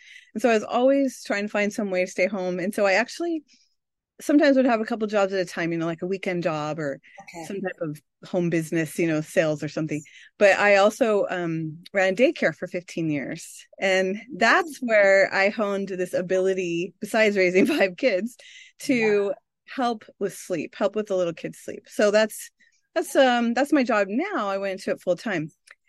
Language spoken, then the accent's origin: English; California, United States; But I grew up in Northern California and now I'm in the middle of the U.S. in Iowa in the cornfields.